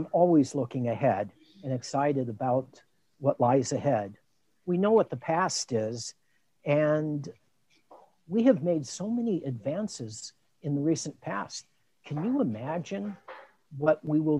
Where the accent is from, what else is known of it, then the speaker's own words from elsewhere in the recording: Long Beach, California, United States; moved away as an adult; also born or lived in Chicago / Milwaukee / Baltimore; now in Tucson, United States; I was born in Chicago, grew up in Long Beach, California